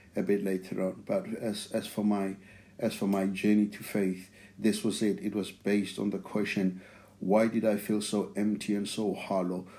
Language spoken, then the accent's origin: English; outskirts of Pretoria, Gauteng, South Africa; English is a second language; now in England; I grew up in South Africa. Now, the place that I grew up in, it's uh, it's in Pretoria, but it's not actually Pretoria. It's it's on the outskirts of Pretoria.